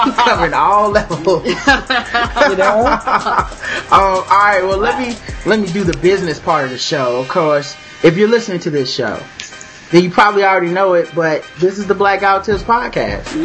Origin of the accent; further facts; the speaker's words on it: the South, United States; I'm from the South, so people might think I'm saying right ask